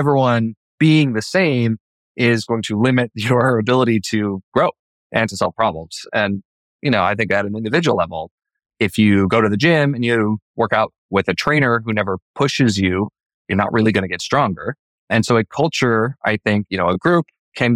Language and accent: English; Idaho, United States; my family, you know, we grew up in Idaho in the same house